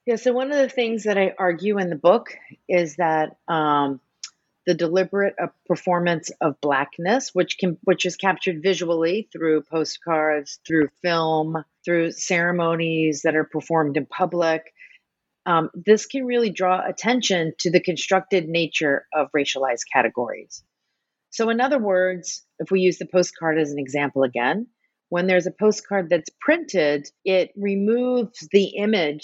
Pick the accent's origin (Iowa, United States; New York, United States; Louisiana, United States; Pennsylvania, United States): Louisiana, United States; New Orleans; now in Boston, United States; I grew up in New Orleans